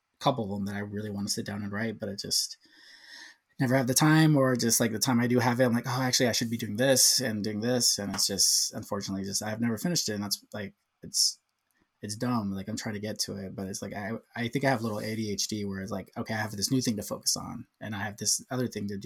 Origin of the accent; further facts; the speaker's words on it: Southern California, United States; also born or lived in San Diego, California / Orange, California; I've been here all my life. I was born and raised here.